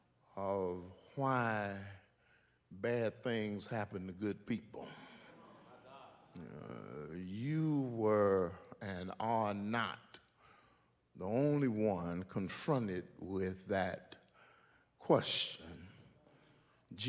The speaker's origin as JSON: {"language": "English", "region": "Michigan", "country": "United States", "moved": "yes", "said": "I'm from Michigan"}